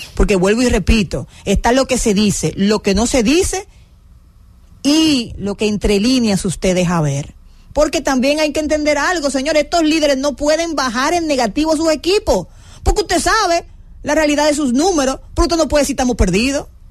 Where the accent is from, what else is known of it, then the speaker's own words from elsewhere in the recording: Dominican Republic; Soy muy dominicano